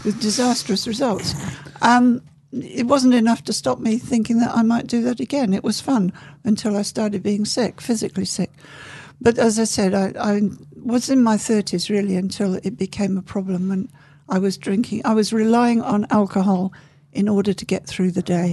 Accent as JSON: {"language": "English", "region": "England", "country": "United Kingdom", "tie": "born or raised there", "said": "I was born in England"}